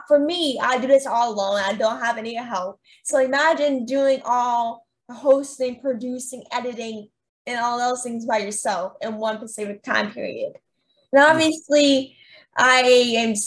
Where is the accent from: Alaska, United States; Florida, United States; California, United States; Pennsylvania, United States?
Pennsylvania, United States; I'm from Pennsylvania